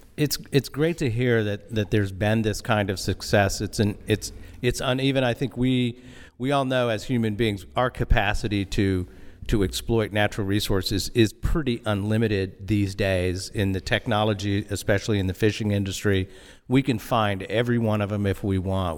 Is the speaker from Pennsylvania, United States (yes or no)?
no; Austin, Texas, United States; we're from Austin, Texas, and have worked historically on the Atlantic seaboard